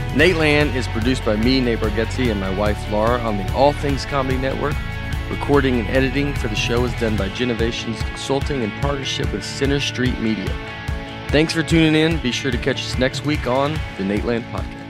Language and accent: English; Old Hickory, Tennessee, United States; I'm from Old Hickory